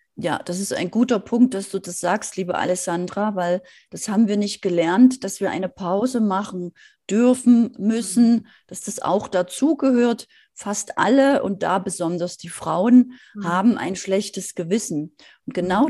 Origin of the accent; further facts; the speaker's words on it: Germany; Bei uns in Deutschland